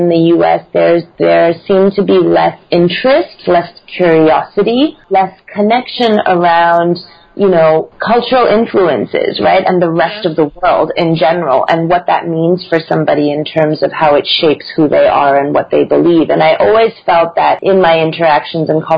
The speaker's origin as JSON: {"language": "English", "country": "Singapore", "tie": "born or raised there", "also_born_or_lived": "United States / Taiwan", "moved": "as an adult", "said": "I was born in the U.S., but, you know, I've grown up in Asia, and for me, home is Singapore"}